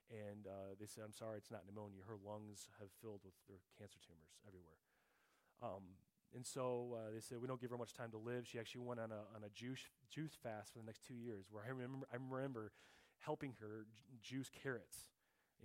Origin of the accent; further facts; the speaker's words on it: Mundelein, Illinois, United States; also born or lived in Little Rock, Arkansas; At age 7, when we moved from Little Rock, Arkansas, up to Mundelein, Illinois